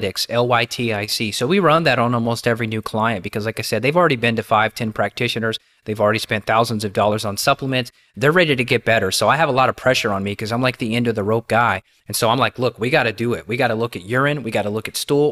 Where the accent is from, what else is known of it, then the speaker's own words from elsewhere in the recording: Kentucky, United States; as a kid growing up in Kentucky